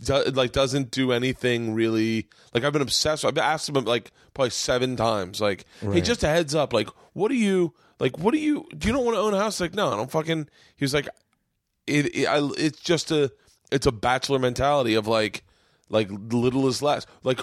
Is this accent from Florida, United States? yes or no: yes; Florida, United States; I grew up in Florida